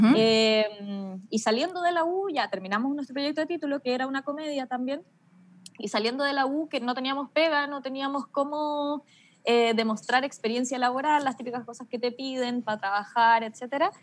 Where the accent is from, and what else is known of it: Melipilla, Santiago Metropolitan Region, Chile